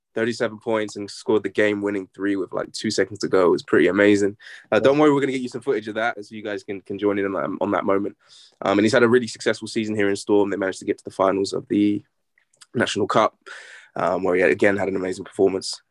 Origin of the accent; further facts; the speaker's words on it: England, United Kingdom; also born or lived in Lafayette, Louisiana, United States; I was born in England, so I'm English. But I moved to the States when I was like one years old. So I lived there until I was about eight, nine years old. I grew up in Lafayette, Louisiana.